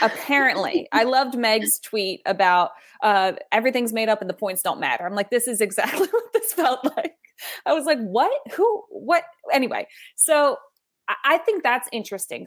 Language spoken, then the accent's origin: English; United States; us as American sports fans